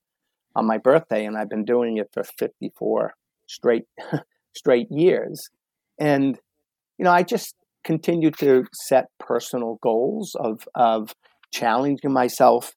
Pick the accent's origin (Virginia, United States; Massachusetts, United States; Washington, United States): Massachusetts, United States; Boston; growing up in the Boston area, it's a very sports oriented community